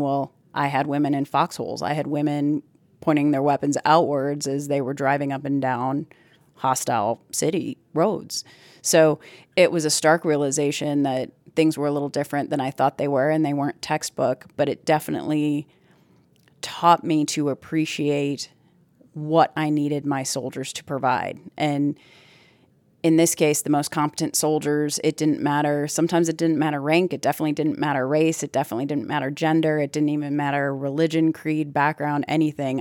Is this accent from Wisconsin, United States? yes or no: yes; Plymouth, Wisconsin, United States; moved away; I'm originally from Plymouth, Wisconsin, which is a really small town.